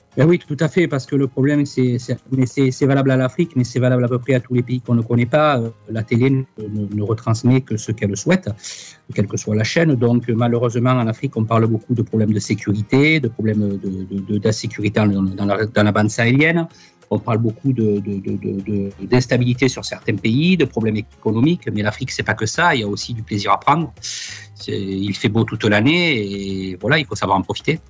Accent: Sainte-Cécile-les-Vignes, Provence-Alpes-Côte d'Azur, France; moved away as an adult; also born or lived in Vaison-la-Romaine / Occitanie; now in Cameroon; je suis natif d'un petit village à côté de ce petit village qui s'appelle sainte cécile

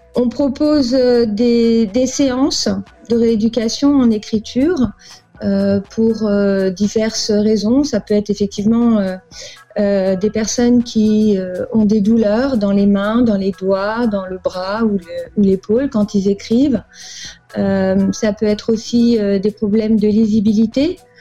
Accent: Paris, Île-de-France, France; moved away as an adult; also born or lived in Angola; now in United States; je, suis née à Paris. J'ai grandi, j'ai grandi à Paris

